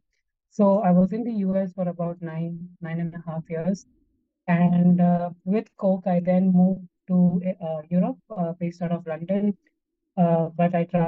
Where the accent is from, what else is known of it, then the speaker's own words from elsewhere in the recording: Ahmedabad, Gujarat, India; moved away as an adult; also born or lived in United States / Singapore; So I am born and brought up in India. I grew up in Ahmedabad, did my schooling mostly in Ahmedabad